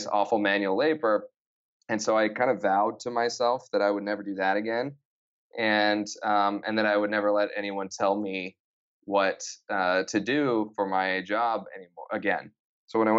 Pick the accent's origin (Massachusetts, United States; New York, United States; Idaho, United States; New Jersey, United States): Idaho, United States; I grew up in Idaho, a small town.